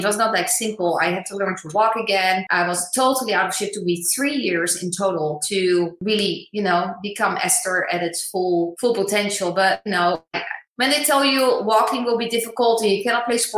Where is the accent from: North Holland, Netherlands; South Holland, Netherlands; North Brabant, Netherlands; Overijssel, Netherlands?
South Holland, Netherlands; The Hague; moved away as an adult; now in United States; I was born in the Netherlands, in The Hague. Just a normal child going to school